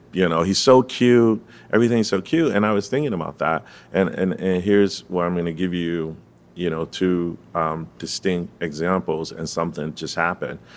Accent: Fort Lauderdale, Florida, United States; I'm From the three three three one one

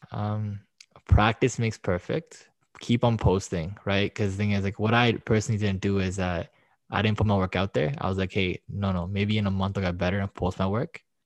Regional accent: Toronto, Ontario, Canada; I'm from Toronto.

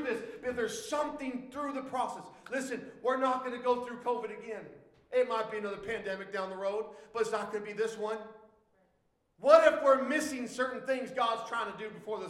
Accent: United States; I am a Christian first before I'm an American

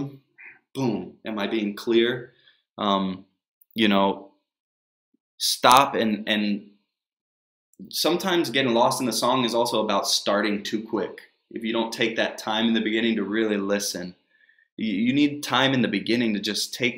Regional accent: United States; also born or lived in Texas / Northern Virginia; I grew up in Texas and Northern Virginia

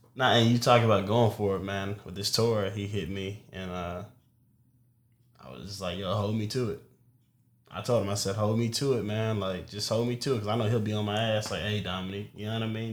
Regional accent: Louisville, Kentucky, United States; I'm from Louisville, Kentucky

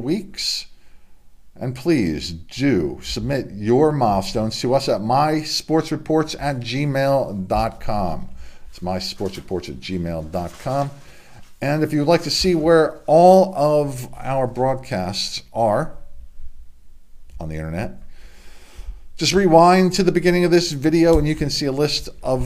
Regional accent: Delaware, United States; my home state of Delaware

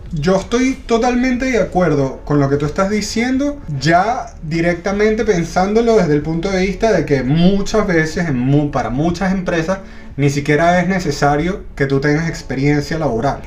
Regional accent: Venezuela; also born or lived in Ireland; now in Chile; Yo soy de Venezuela, eh, viví en Irlanda y ahora vivo en Chile.

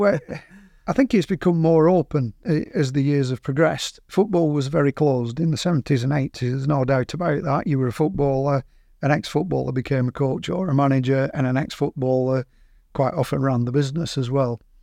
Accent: Burnley, North West England, United Kingdom; we're from Burnley

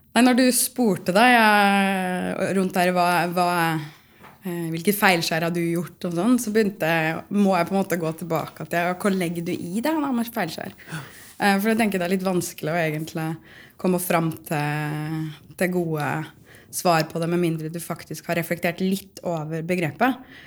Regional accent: Otta, Innlandet, Norway; now in Trondheim, Norway; Jeg kommer fra Otta i Gudbrandsdalen, men jeg føler jo at jeg er litt sånn trønder nå

